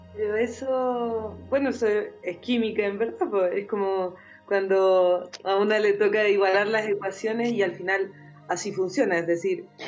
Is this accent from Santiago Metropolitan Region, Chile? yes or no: yes; Santiago, Santiago Metropolitan Region, Chile; como santiaguino, santiaguina